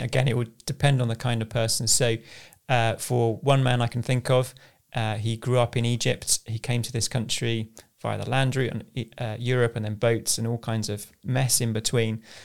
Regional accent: Southend-on-Sea, East of England, United Kingdom; moved away as an adult; now in London, United Kingdom; I grew up in sunny South End on Sea, the place to be.

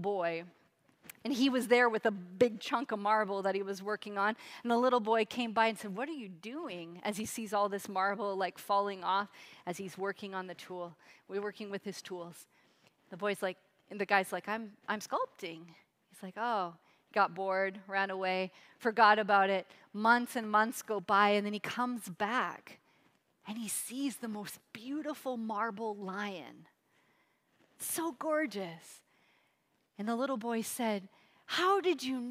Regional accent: Seattle, Washington, United States; moved away; I grew up in Seattle, Washington area, all over Seattle

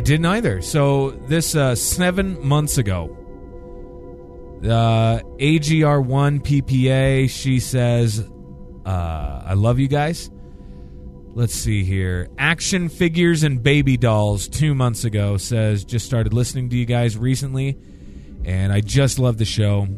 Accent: United States; in my hometown here

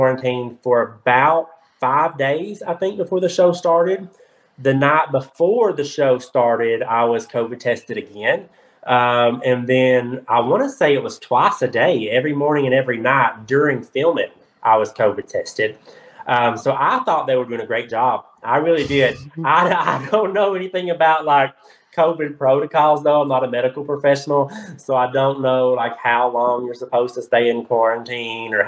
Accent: Kentucky, United States; I'm from Kentucky

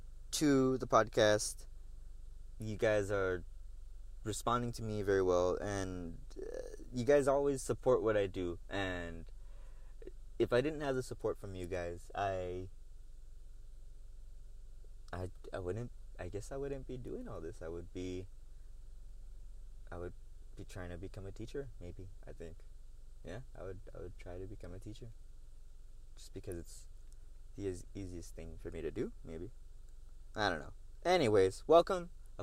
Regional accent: El Paso, Texas, United States; We're both artists from El Paso, Texas

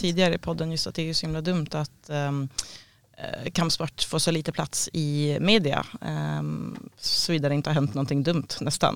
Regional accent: Sweden; jag var svensk

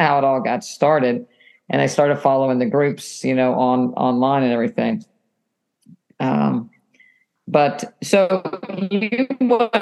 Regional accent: West Virginia, United States; now in Florida, United States; I'm originally from West Virginia

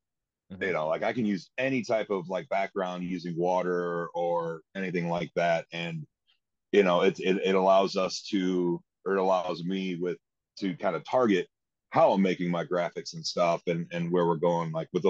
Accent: Northwest Ohio, United States; I didn't grow up in Columbus. I grew up in Northwest Ohio

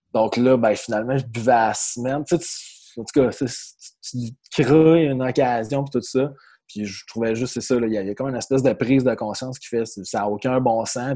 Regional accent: Magog, Quebec, Canada; also born or lived in Jonquière; je viens de l'Estrie, à Magog plus précisément

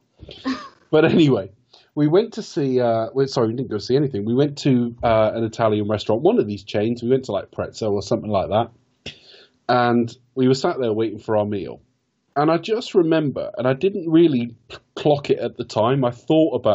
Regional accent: West Country, South West England, United Kingdom; I've been back in my hometown. I've just moved out of it, actually. But I've been back in the West Country about 16 years now

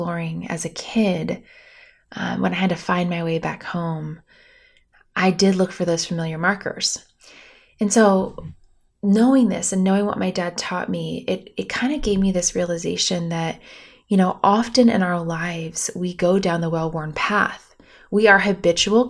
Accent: Bloomington, Indiana, United States; I grew up on Lake Monroe in Bloomington, Indiana, which I proudly have to say is the largest man-made lake in our state

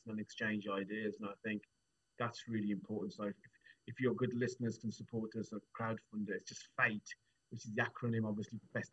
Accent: Wolverhampton, West Midlands, United Kingdom; I'm from Wolverhampton, born and bred

